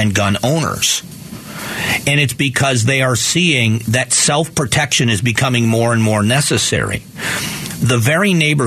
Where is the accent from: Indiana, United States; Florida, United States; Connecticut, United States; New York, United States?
Florida, United States; near Tampa; now in Phoenix, United States; I grew up near Tampa, almost in between as far as mileage goes, almost exactly between Miami and Tampa